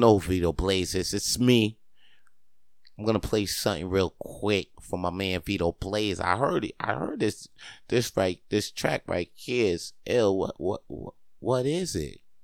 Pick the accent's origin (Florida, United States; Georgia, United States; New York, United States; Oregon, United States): New York, United States; Spring Valley; moved away as an adult; now in Montreal, Canada; Spring Valley is where I'm from, New York